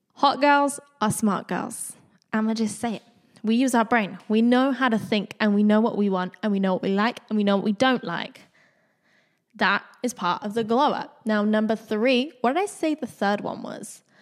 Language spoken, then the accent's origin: English; Bournemouth, South West England, United Kingdom; moved away as an adult; also born or lived in London; I grew up around Bournemouth, which is a small town in the U K